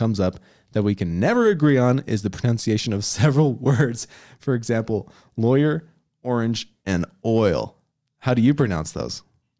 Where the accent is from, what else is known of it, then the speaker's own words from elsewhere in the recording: Georgia, United States; I grew up in Georgia, about 1.5 miles from Gainesville, and my husband is from Oregon.